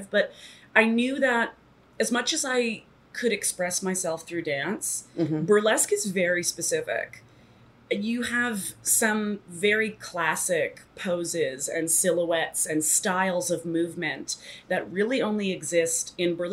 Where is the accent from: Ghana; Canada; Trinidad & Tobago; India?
Canada; Toronto, Ontario; moved away as an adult; now in New York, United States; I moved to New York when I was 18 from Toronto